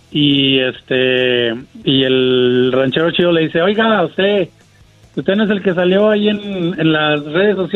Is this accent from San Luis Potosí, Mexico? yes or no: yes; San Luis Potosí, Mexico; de San Luis Potosí, primo.